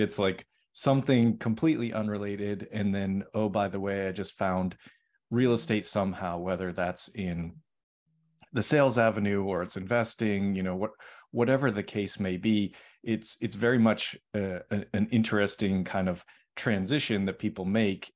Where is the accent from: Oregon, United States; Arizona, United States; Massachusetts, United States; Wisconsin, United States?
Massachusetts, United States; Boston; moved away; I'm originally from Boston.